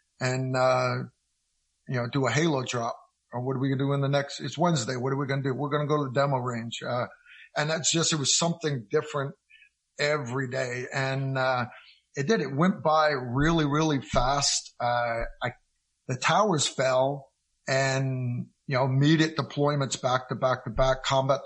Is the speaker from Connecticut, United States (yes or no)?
yes; Connecticut, United States; moved away as an adult; also born or lived in Kentucky; I grew up in Connecticut